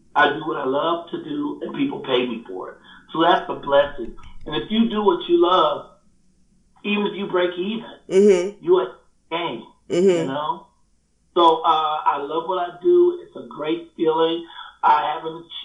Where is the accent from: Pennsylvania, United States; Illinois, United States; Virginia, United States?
Illinois, United States; Chicago; also born or lived in Inglewood, California; now in Palmdale, United States; Chicago is home always